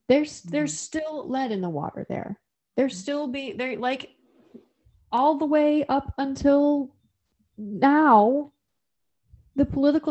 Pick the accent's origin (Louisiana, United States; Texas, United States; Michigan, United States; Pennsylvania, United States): Michigan, United States; Flint; I'm from Flint, Michigan